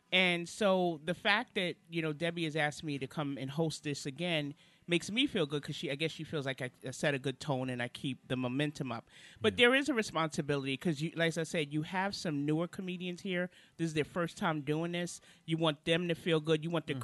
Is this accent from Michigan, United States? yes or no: no; New York City, New York, United States; moved away as an adult; now in Charlotte, United States; originally I'm from Brooklyn, New York. I've been in Charlotte now since 2003